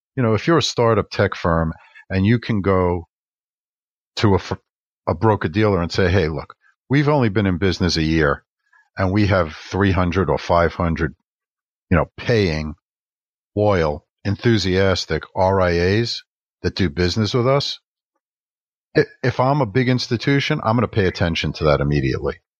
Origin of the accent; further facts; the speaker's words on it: New York, United States; being a New Yorker